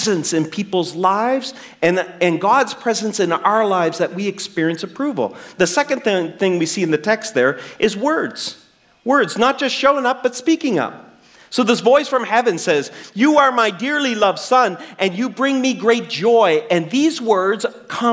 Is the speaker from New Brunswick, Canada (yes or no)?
yes; New Brunswick, Canada; I'm a kid from New Brunswick